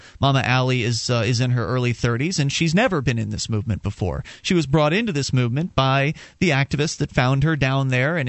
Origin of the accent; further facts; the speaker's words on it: the South, United States; I grew up in the South.